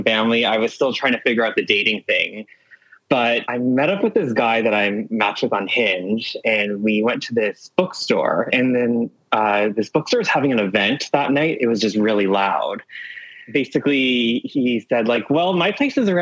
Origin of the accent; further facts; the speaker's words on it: Toronto, Ontario, Canada; I'm from Toronto